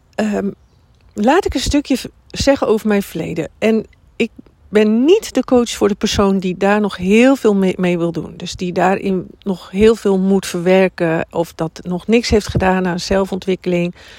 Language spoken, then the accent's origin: Dutch; Drenthe, Netherlands; moved away; also born or lived in Amersfoort / Amsterdam; van origine kom ik uit Drenthe